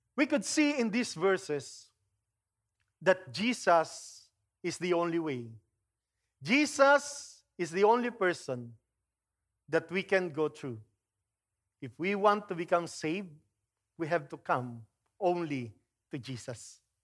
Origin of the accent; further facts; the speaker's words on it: Philippines; moved away; I grew up in the Philippines